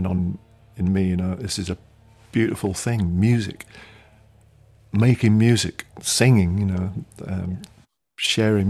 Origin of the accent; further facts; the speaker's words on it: South Wales, United Kingdom; I grew up in South Wales